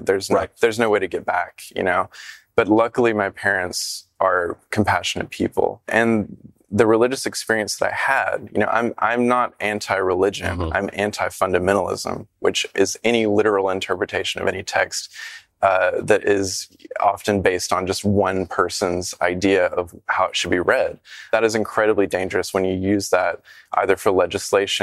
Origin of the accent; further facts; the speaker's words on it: the South, United States; a gay kid growing up in the South